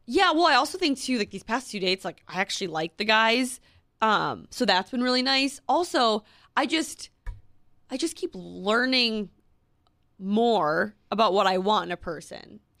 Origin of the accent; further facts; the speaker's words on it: Minnesota, United States; moved away as an adult; now in New York City, United States; in Minneapolis when I lived there